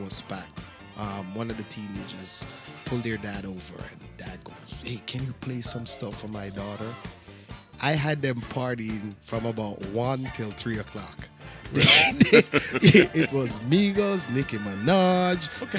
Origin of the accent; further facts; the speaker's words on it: Jamaica; also born or lived in New York; now in Atlanta, United States; I'm Jamaican